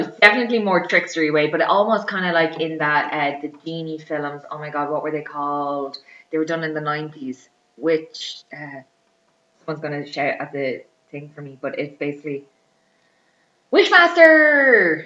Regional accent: Ireland; accent: Irish; my accent is Irish

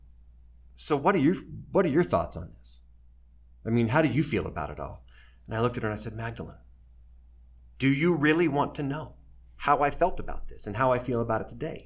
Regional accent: Kanab, Utah, United States; also born or lived in Chicago, Illinois / New York; I graduated number 2 in Kanab High School's class of 92

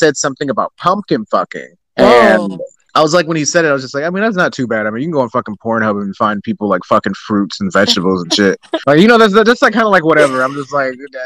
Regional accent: Tennessee, United States; I'm not a city folk. I'm from Tennessee. Like, I'm from the South

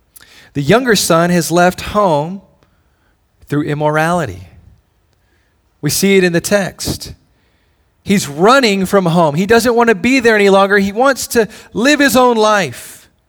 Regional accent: Hawaii, United States; born there; also born or lived in Indiana / Tennessee / Illinois / Georgia; For me, I was born in Hawaii. A lot of my heritage and my culture and my family are still there. And so Hawaii is in some way home base, but I've lived a lot of different places.

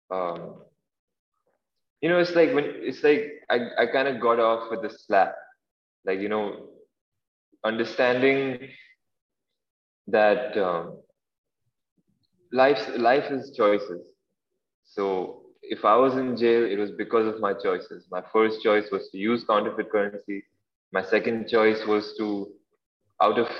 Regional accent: Dubai, United Arab Emirates; I'm from Dubai

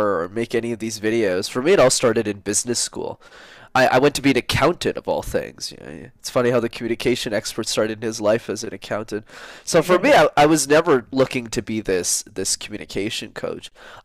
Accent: Montreal, Quebec, Canada; I grew up in Montreal, where I still live in Canada.

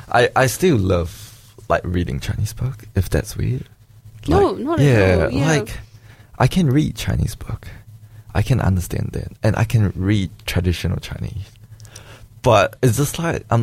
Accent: New Zealand; also born or lived in Malaysia; for me, like what I felt like, it's growing up in Malaysia and growing up in New Zealand is quite different.

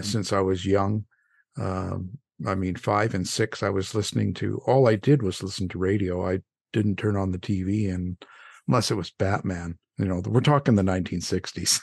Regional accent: Canada; now in United States; I'm a Canadian boy

